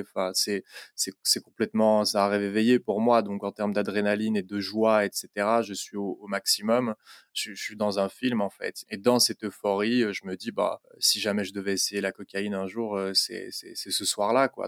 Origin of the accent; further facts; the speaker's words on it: Belgium; je suis belge, j'habite à Bruxelles